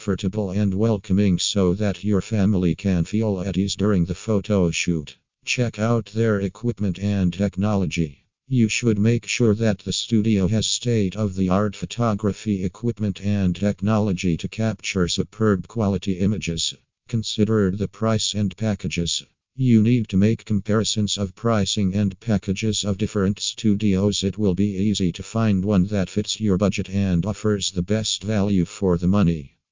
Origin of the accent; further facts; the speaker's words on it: Singapore; from Singapore